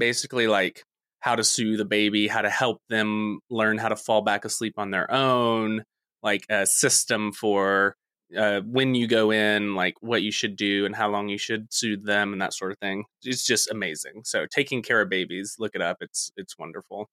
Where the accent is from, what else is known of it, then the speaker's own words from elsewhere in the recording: Texas, United States; I am from Texas